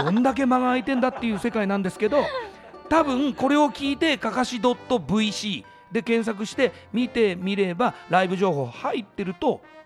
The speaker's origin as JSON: {"language": "Japanese", "town": "Shimizu", "region": "Shizuoka", "country": "Japan", "tie": "born or raised there", "moved": "as an adult", "lives_now": "Tokyo, Japan", "said": "僕静岡の清水出身なんですけど"}